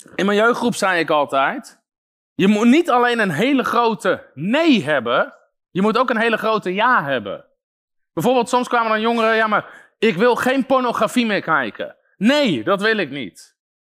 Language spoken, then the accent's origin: Dutch; Netherlands